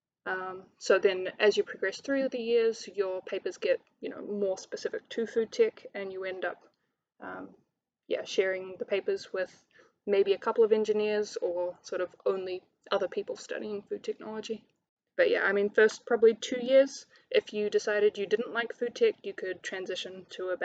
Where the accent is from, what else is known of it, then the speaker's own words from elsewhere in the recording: Hamilton, Waikato, New Zealand; moved away as an adult; also born or lived in Palmerston North; it was quite important not to study in my hometown.